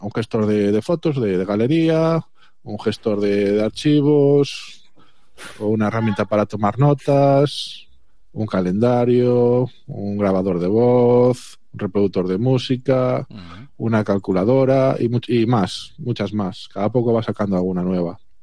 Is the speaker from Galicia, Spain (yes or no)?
yes; Galicia, Spain; el resto somos de Galicia